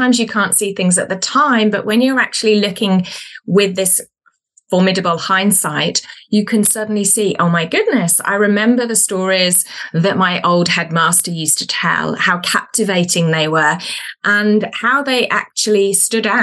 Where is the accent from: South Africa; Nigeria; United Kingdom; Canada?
United Kingdom; Birmingham, West Midlands; now in New Zealand; So I am originally from the UK, from the second biggest city called Birmingham. But I currently live in New Zealand